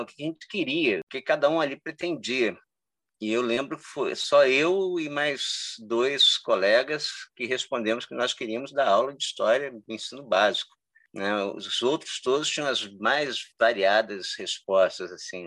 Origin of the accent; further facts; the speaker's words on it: Cabo Frio, Rio de Janeiro, Brazil; eu sou de Cabo Frio, né? Eu nasci e fui criado aqui